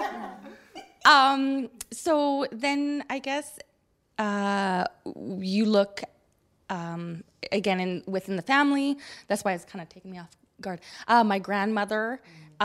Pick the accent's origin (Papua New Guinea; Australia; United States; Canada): Canada; Japanese Canadian